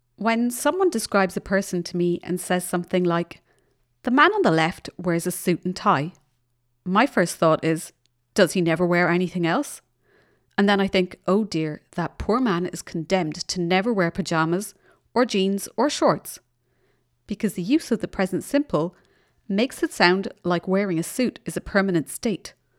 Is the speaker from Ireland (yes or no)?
yes; Ireland; now in Germany; I'm in Germany, but I come from Ireland